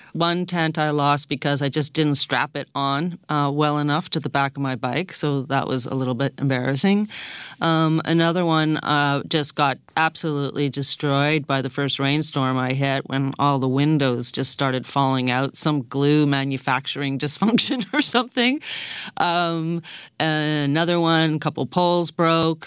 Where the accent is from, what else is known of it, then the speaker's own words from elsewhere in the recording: Toronto, Ontario, Canada; I was born in Toronto